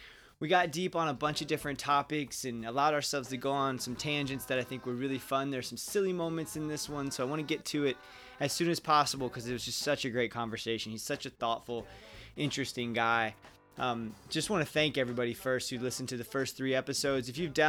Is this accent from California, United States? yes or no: no; Ocala, Florida, United States; I'm from Ocala originally, but Jacksonville is just, I love that town so much.